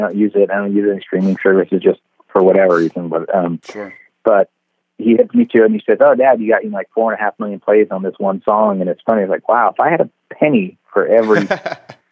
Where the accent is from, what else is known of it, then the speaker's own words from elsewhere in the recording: San Francisco, California, United States; growing up in San Francisco, you know, it's nothing but hills, and we lived on a hill when I got my first board